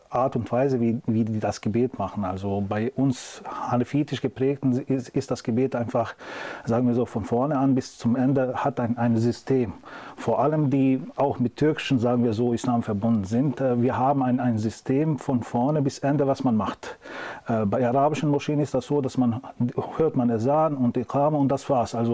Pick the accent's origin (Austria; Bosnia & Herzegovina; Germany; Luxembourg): Bosnia & Herzegovina; Also äh, ich komme aus Bosnien, wir sind hanefetischer Schule